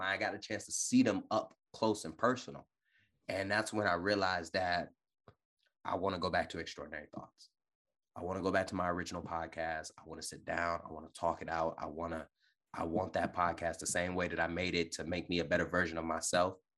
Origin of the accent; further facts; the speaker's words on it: Detroit, Michigan, United States; also born or lived in California; now in Virginia, United States; born and raised in Detroit, Michigan